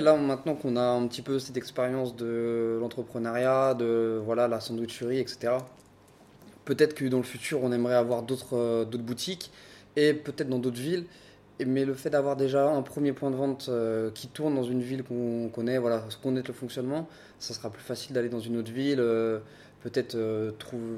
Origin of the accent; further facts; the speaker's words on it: Paris, Île-de-France, France; moved away as an adult; now in Brest, France; ça fait 5 ans que je suis à Brest. Donc euh, je suis un Parisien de base.